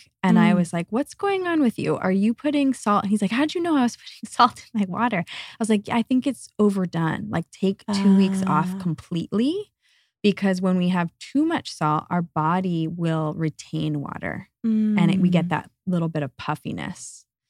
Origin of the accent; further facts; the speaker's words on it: Northeast, United States; It was kind of a go, go, go, achieve, achieve mentality growing up in the Northeast.